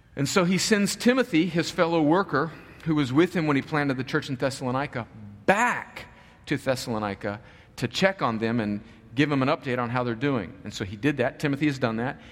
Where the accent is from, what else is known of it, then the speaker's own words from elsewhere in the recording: United States; we as American Christians